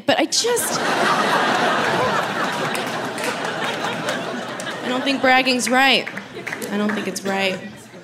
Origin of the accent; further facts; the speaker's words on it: New York, United States; I've lived in New York my whole life